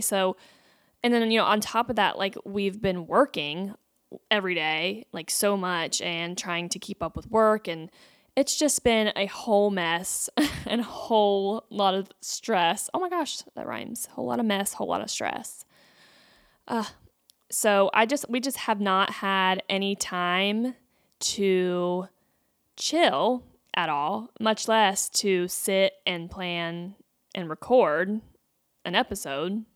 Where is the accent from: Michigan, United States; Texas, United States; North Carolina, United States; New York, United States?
North Carolina, United States; growing up in North Carolina